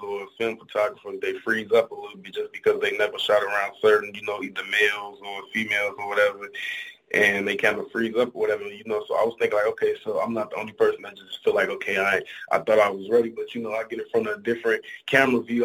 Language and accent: English; Chicago, Illinois, United States; Chicago, the rack, home of the Windy City Pizza